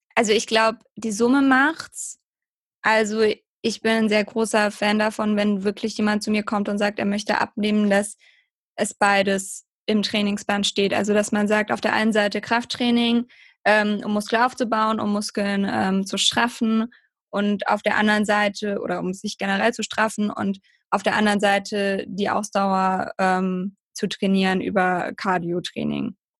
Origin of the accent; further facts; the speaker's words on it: near Heidelberg, Baden-Württemberg, Germany; Ich komme aus der Nähe von Heidelberg, ähm, genau im Süden von Deutschland